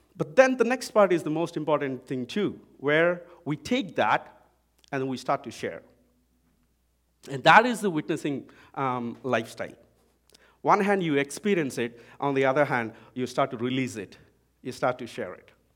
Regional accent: India; accent: Indian English; now in Vancouver, Canada; I'm from India

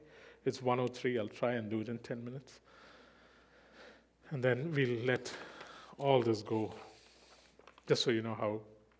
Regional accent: Switzerland; he has no idea that I was born in Switzerland and that I grew up there.

